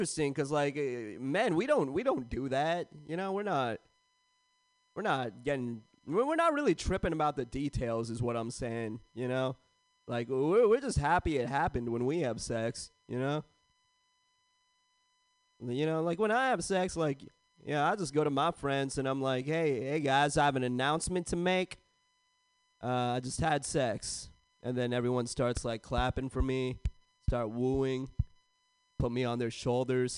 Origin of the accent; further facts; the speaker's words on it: San Jose, California, United States; I grew up in San Jose, California